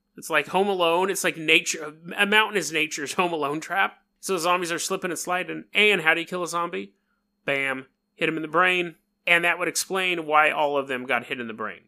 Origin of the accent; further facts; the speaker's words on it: New York, United States; accent: New York; my New York accent